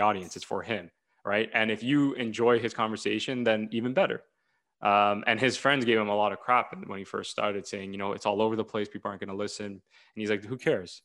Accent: Ontario, Canada; I'm from Ontario, Canada

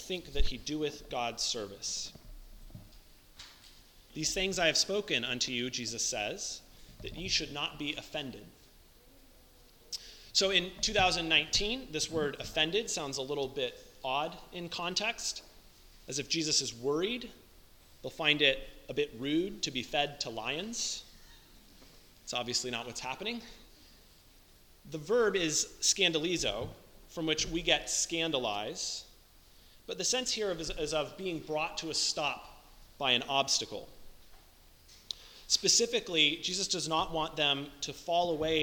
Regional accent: United States; As American Christians

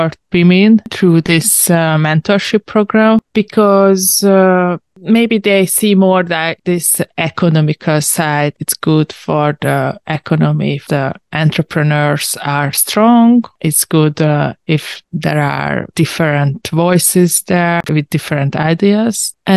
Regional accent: Hungary; I'm a journalist from Hungary

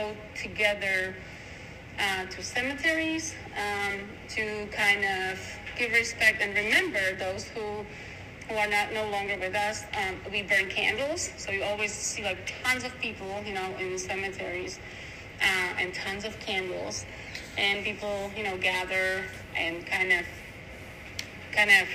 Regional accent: Slovakia; moved away; also born or lived in Czech Republic; I was born in Czech Republic because my parents were, my father was stationed there, but I'm actually Slovak

